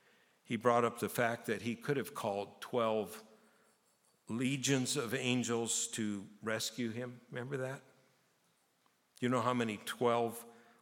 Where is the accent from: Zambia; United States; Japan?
Japan; now in Canada; I grew up in Japan, and there's a saying in Japan that if you live in Japan and you never hike Mount Fuji, you're a fool.